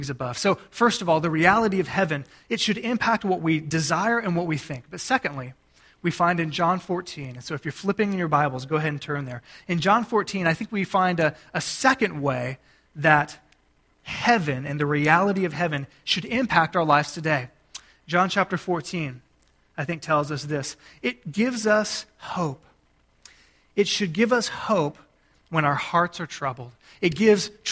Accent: Gulf Coast of Texas, United States; moved away; I grew up on the Gulf Coast of Texas

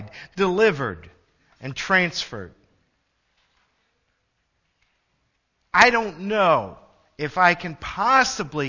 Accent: Illinois, United States; also born or lived in Michigan; I moved from Michigan back home to Illinois

